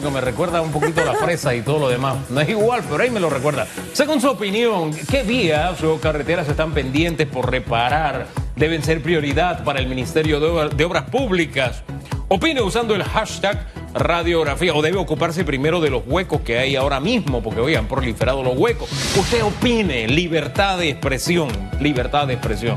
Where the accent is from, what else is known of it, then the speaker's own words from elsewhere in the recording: Tierras Altas, Chiriquí, Panama; yo soy de Tierras Altas